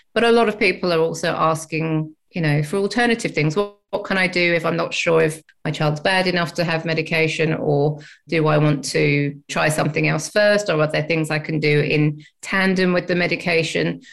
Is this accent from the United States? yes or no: no; England, United Kingdom; now in Australia; as you can tell by my accent, I'm from England